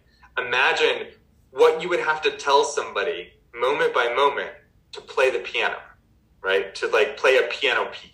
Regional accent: Albuquerque, New Mexico, United States; I grew up in Albuquerque, New Mexico

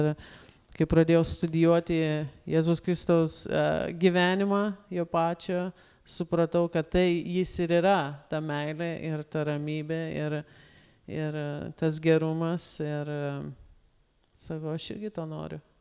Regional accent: Lithuania; mes lietuviai

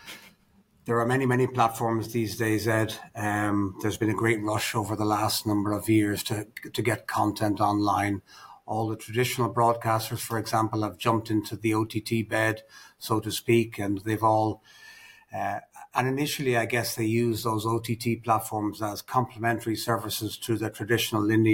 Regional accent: Ireland; also born or lived in United Kingdom; now in Dubai, United Arab Emirates; as an Irishman myself

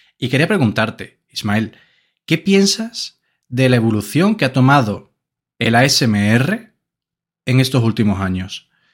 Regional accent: Andalusia, Spain; somos andaluces de pura cepa

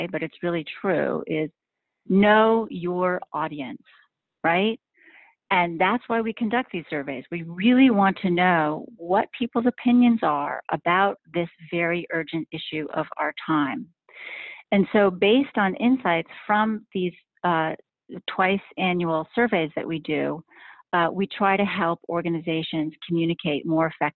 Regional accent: Hanover, New Hampshire, United States; I was in my hometown at the time in Hanover, New Hampshire

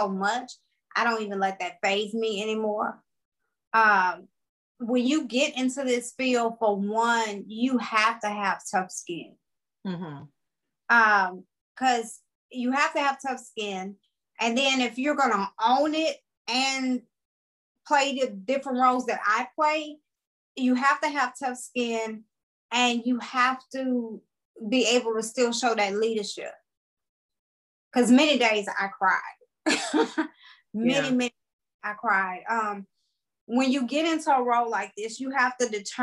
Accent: Opelousas, Louisiana, United States; I am from Opelousas, Louisiana, which is the country. And if people don't know where Opelousas is, I'm pretty sure they've heard of Lafayette, Louisiana. I'm like 30 minutes from there. Born and raised.

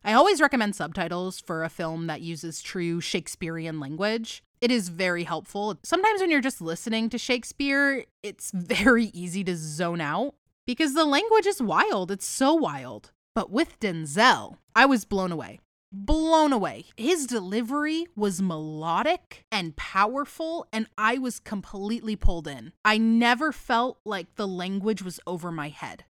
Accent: United States; I am an uncultured American

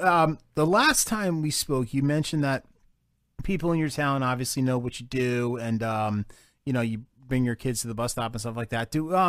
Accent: Roxbury, New Jersey, United States; I grew up in Roxbury.

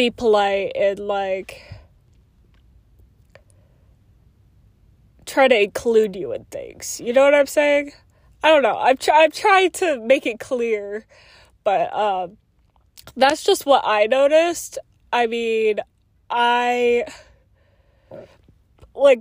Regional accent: Oklahoma, United States; also born or lived in Virginia; now in Illinois, United States; I was born and raised in Oklahoma

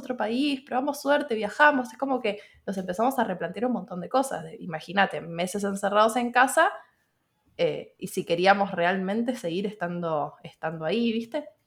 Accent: Buenos Aires, Argentina; moved away as an adult; now in Montevideo, Uruguay; soy nacida en Argentina, en Buenos Aires, y ahora estoy viviendo en Montevideo, Uruguay.

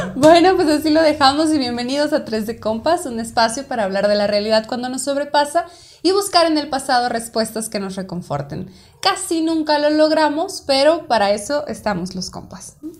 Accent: northern Mexico border, Mexico; yo estoy muy orgullosa de mi, de mi identidad fronteriza, ¿no? O sea, yo me pienso como fronteriza

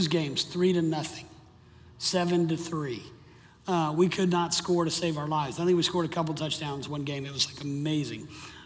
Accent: Miami, Florida, United States; The high school I grew up in Miami, there were 28 public schools in Miami

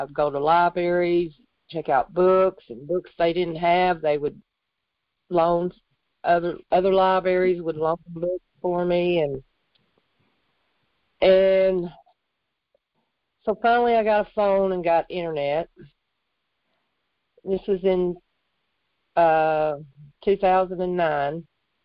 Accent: Jonesboro, United States; I was born in Jonesboro.

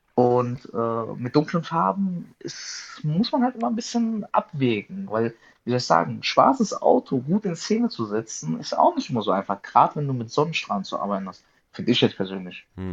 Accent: Darmstadt, Hesse, Germany; ich komme aus Darmstadt in Südhessen

